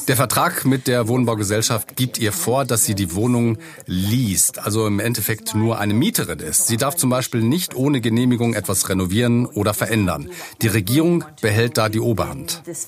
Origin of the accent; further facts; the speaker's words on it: Germany; bei uns in Deutschland